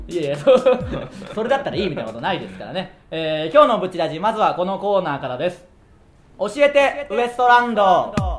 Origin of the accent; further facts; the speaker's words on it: Tsuyama, Okayama, Japan; now in Tokyo, Japan; 僕らも岡山県津山市っていう